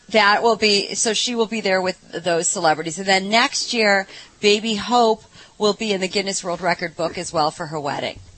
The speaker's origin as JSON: {"language": "English", "region": "Ohio", "country": "United States", "said": "I'm from Ohio"}